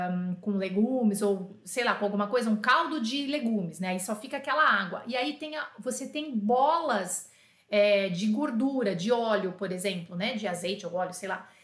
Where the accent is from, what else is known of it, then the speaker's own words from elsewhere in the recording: Brazil; assim como eu, brasileiro